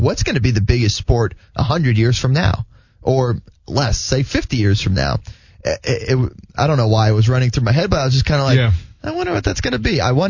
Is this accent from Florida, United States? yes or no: yes; Florida, United States; growing up in Florida and going to school in Florida